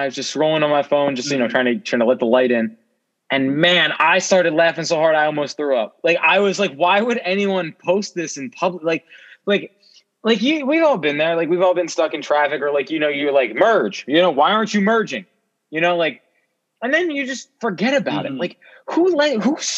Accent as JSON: {"language": "English", "region": "New Jersey", "country": "United States", "tie": "born or raised there", "said": "I live in South Jersey."}